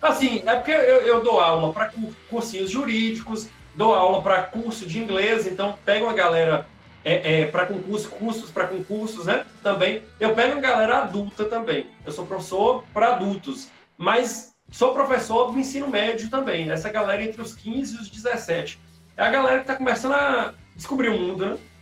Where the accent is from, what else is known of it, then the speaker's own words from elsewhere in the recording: Jequitinhonha, Minas Gerais, Brazil; accent: baianeiro; nós somos especificamente da cidade de Jequitinhonha